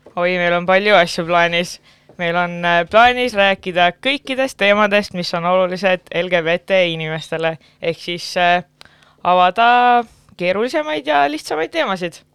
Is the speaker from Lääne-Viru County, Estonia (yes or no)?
no; Pärnu, Pärnu County, Estonia; kindlasti olen ma esirinnas pärnakas, ehk siis olen Pärnust pärit